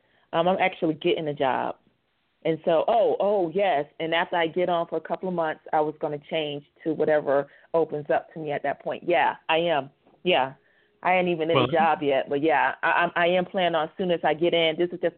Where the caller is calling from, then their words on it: New Mexico, United States; New Mexico.